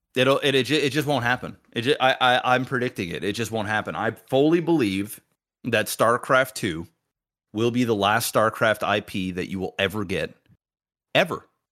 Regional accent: Canada; I'm not even from Detroit. Fucking Canadian

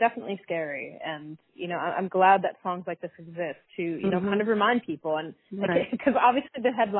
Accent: Pennsylvania, United States; I'm from Pennsylvania

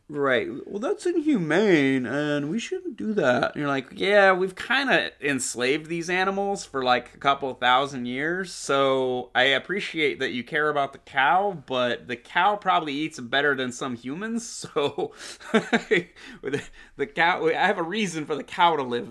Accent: Coeur d'Alene, Idaho, United States; Jerry and I fucking growing up, we grew up in Coeur d'Alene, Idaho

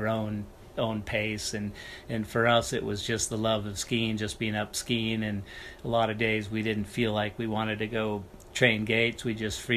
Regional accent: Sun Valley, Idaho, United States; I grew up in Sun Valley, Idaho

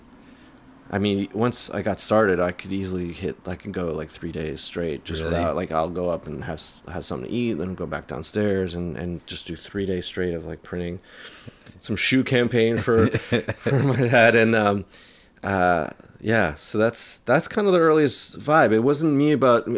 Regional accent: New York City, New York, United States; also born or lived in London / Manhattan; raised in Queens, in Jackson Heights

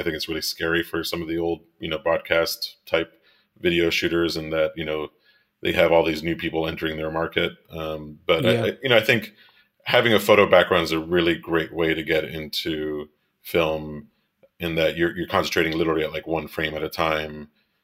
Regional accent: Miami, Florida, United States; moved away as an adult; also born or lived in Rochester; I grew up in Miami and I'm Cuban

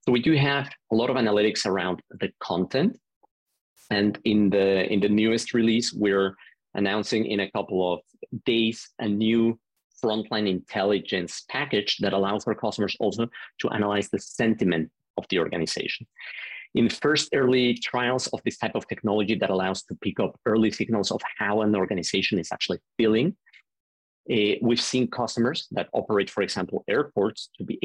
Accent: Mexico City, Mexico; moved away as an adult; originally, I'm from Mexico City. I grew up and was born there, lived the first 19 years there.

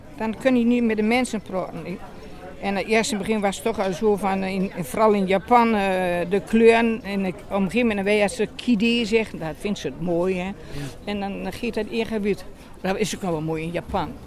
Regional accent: Groenlo, Gelderland, Netherlands; ik kom eigenlijk uit Groenlo, Grolle

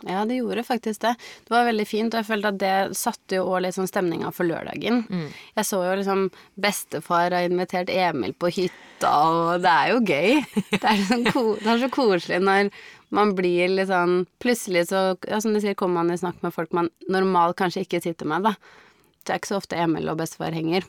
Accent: Biri, Innlandet, Norway; hjemme på Biri

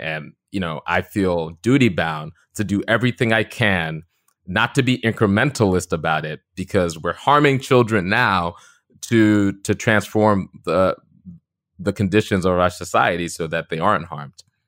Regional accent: Long Beach, New York, United States; I grew up on the South Shore of Long Island to two immigrant parents from the Caribbean, Trinidad and Grenada

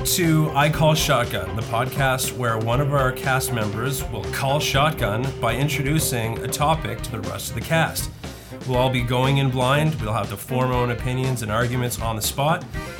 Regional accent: Halifax, Nova Scotia, Canada; I'm born in Halifax, Nova Scotia. Lived here my entire life. All my family's here.

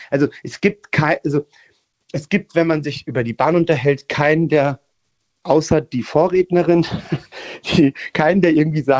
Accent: Italy; ich hab, bin Italiener

